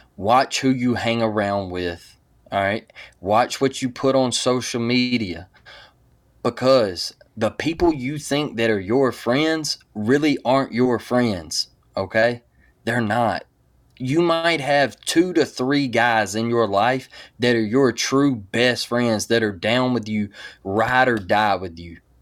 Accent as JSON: {"language": "English", "town": "Mobile", "region": "Alabama", "country": "United States", "said": "I'm from Mobile, Alabama"}